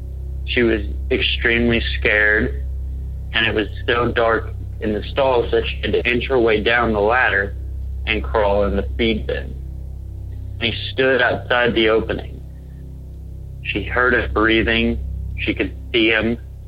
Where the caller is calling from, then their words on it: Edmond, Oklahoma, United States; I am from Edmond, Oklahoma.